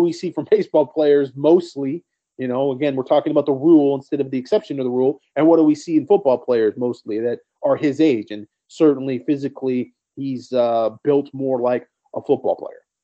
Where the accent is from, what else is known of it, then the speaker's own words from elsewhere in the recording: Fontana, California, United States; moved away; I'm from Fontana, so I go back to my old hood